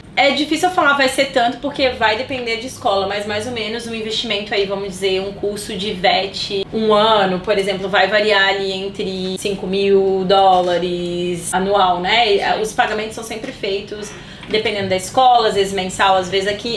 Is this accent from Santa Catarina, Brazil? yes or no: yes; Santa Catarina, Brazil; moved away as an adult; now in Sydney, Australia; eu já né, vim do Brasil, de Santa Catarina